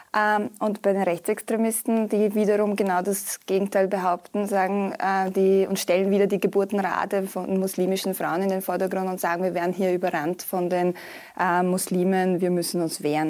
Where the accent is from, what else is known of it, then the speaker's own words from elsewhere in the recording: Bosnia & Herzegovina; moved away; ich komme ja aus Bosnien und Herzegowina